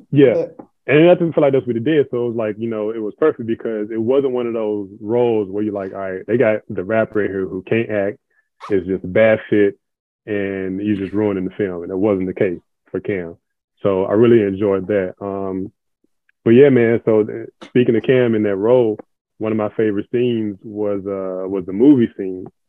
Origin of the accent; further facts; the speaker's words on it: Memphis, Tennessee, United States; now in Atlanta, United States; originally from Memphis, Tennessee, born and raised